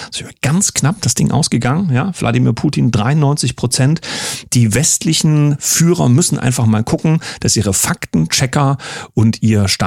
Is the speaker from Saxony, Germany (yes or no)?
yes; Saxony, Germany; Kommen unsere Gäste aus meiner Heimat, ich würde mal sagen, endlich normale Leute. Grüße nach Sachsen zu Rocco und Nancy.